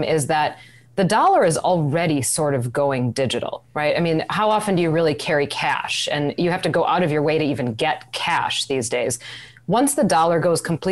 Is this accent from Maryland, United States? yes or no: no; Wisconsin, United States; moved away; I'm from Wisconsin. We didn't have hurricanes there